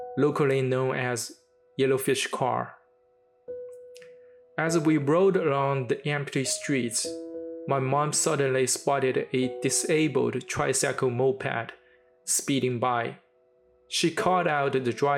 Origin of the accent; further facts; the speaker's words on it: Shanghai, China; my hometown, Shanghai